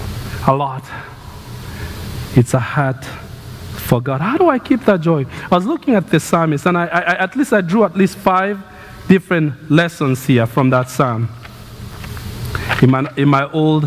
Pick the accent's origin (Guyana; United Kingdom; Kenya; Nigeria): Kenya; moved away as an adult; now in United States; I grew up in Kenya. But I've lived about half my life in Kenya and half my life in the United States. My childhood was in Kenya